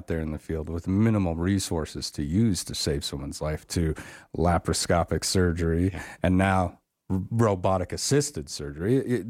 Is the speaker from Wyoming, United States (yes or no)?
yes; Wyoming, United States; I grew up in Wyoming, fairly rural locations, scattered around a little bit.